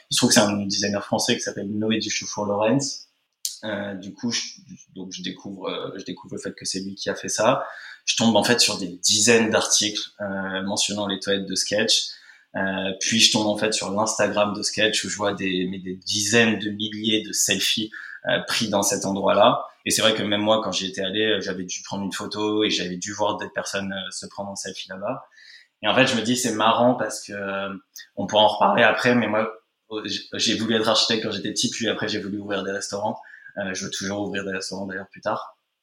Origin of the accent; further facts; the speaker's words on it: Nice, Provence-Alpes-Côte d'Azur, France; now in Paris, France; j'ai passé toute mon enfance à Nice